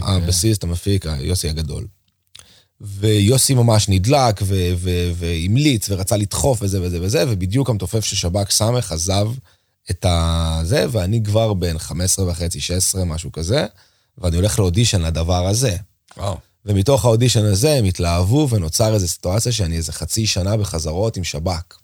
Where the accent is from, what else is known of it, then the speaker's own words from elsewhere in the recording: Israel; אני פתאום מגיע מארץ ישראל, שזה המקום שלנו